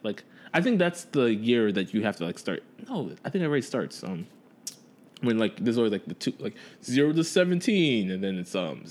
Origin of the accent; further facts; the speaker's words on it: Jersey City, New Jersey, United States; moved away; I'm originally from Jersey City, which is like way outside.